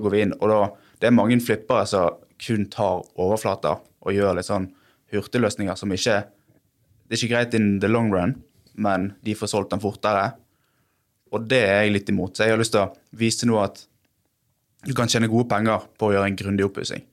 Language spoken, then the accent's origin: Norwegian; Bergen, Vestland, Norway; Jeg er fra Sandviken i Bergen